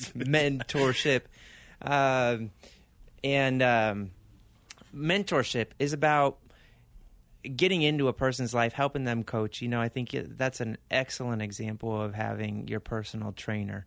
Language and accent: English; Argentina; also born or lived in California / Arizona; now in Mesa, United States; I was born in California, raised in Argentina